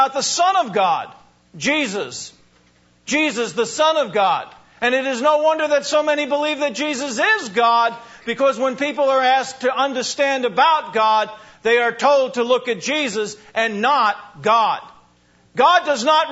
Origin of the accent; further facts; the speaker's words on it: New Hyde Park, New York, United States; I was born in New High Park, Long Island